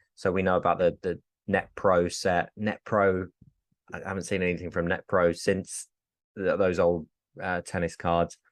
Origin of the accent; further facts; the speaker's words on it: England, United Kingdom; I'm English